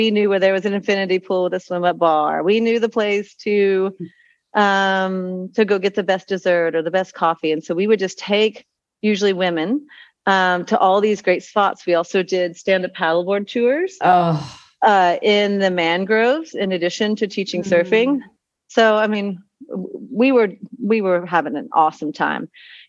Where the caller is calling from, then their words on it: Azuero Peninsula, Panama; No, I'm joining you from Panama.